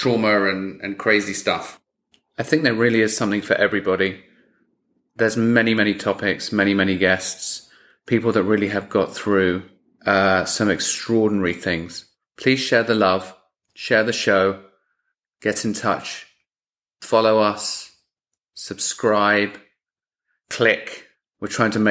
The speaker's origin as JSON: {"language": "English", "region": "England", "country": "United Kingdom", "moved": "yes", "said": "I'm from England originally and we don't have much in the way of hurricanes"}